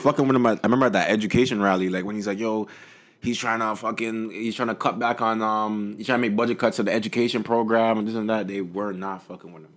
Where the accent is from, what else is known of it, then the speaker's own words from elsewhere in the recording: Toronto, Ontario, Canada; I'm from Toronto.